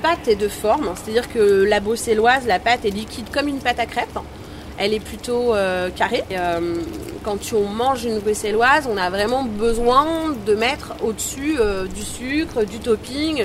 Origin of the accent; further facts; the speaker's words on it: Chantilly, Hauts-de-France, France; Je ne viens pas de Liège, je viens de Chantilly, dans l'Oise